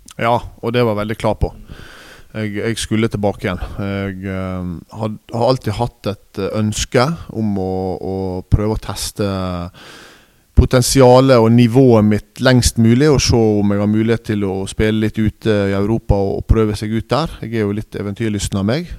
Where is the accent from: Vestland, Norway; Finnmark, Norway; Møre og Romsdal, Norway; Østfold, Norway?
Vestland, Norway; Nordfjordeid; moved away; jeg er fra Nordfjordeid